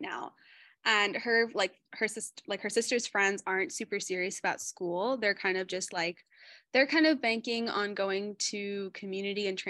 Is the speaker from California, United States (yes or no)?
yes; Fremont, California, United States; I grew up in the San Francisco Bay, specifically Fremont